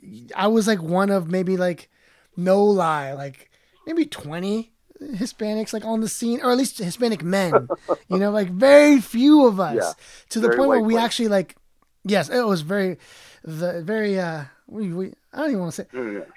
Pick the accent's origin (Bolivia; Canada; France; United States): Bolivia; so I'm Latino. I'm Bolivian. I'm not Mexican